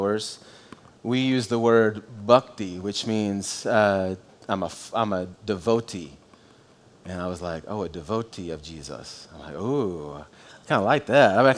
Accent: United States; I'm an American if I say I'm a Christian

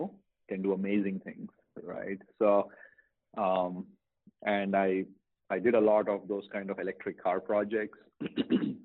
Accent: India; moved away as an adult; now in United States; when I was growing up in India

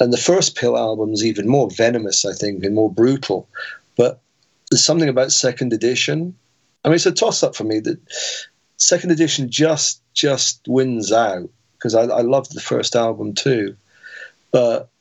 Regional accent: Weymouth, South West England, United Kingdom; growing up in Weymouth

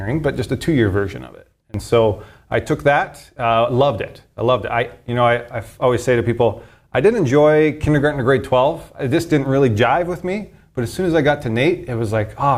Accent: Sherwood Park, Alberta, Canada; also born or lived in Edmonton; I was born here in Edmonton. Lived in Edmonton for the first 4 or 5 years. Then I moved to Sher Park, kind of the outskirts of Edmonton there

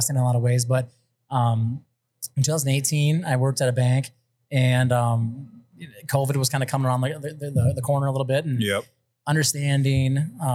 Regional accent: East Dubuque, Illinois, United States; I grew up in East Dubuque, right across the river

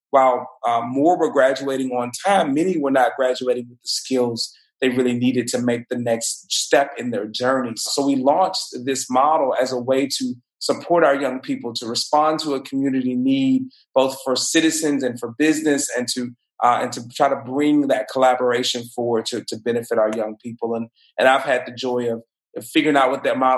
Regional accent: Mobile, Alabama, United States; from Mobile, born and raised, a product of our public schools here in Mobile

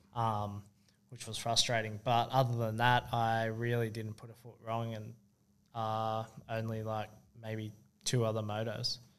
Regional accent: Sydney, New South Wales, Australia; moved away; I grew up in Sydney.

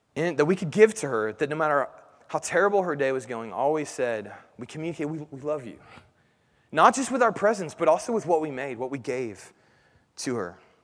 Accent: Indianapolis, Indiana, United States; growing up in Indianapolis

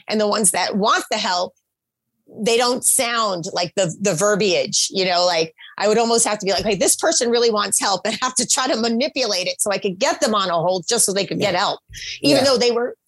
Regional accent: New Jersey, United States; moved away; also born or lived in Oklahoma / California; growing up in Oklahoma, I grew up in New Jersey

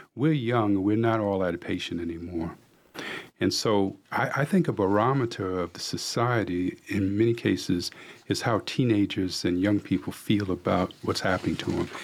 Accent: New York City, New York, United States; now in Cornelius, United States; I grew up in New York City

